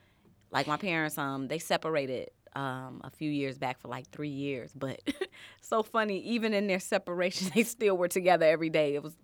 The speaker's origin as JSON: {"language": "English", "town": "Harvey", "region": "Illinois", "country": "United States", "tie": "born there", "also_born_or_lived": "Chicago Heights", "said": "So, I was born in Harvey, Illinois. But just born. I was born in Harvey, Illinois."}